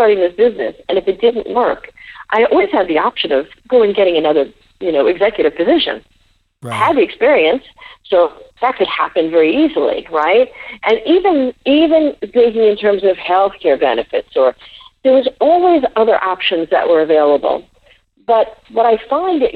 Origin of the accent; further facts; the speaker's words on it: New York City, New York, United States; I grew up in the Bronx